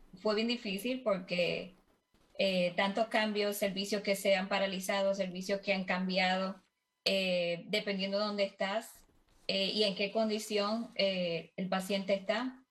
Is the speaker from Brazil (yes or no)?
no; Puerto Rico; moved away as an adult; now in Kansas, United States; yo estoy en los Estados Unidos, desde Kansas, soy de Puerto Rico, eh, me mudé acá hace ocho años